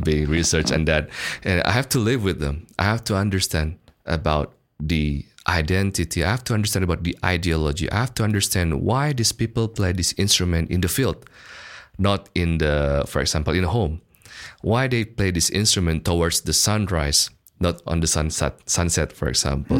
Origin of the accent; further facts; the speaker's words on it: Bandung, West Java, Indonesia; English is a second language; moved away as an adult; also born or lived in Melbourne, Australia; I was born and raised in Bandung at that time. So since kindergarten and then my bachelor degree, and I finished my bachelor in Bandung